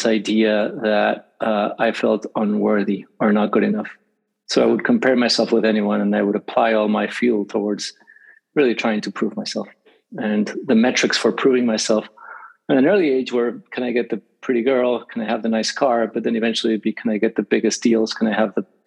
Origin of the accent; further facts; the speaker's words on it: Mexico City, Mexico; now in Los Angeles, United States; I was raised in Mexico City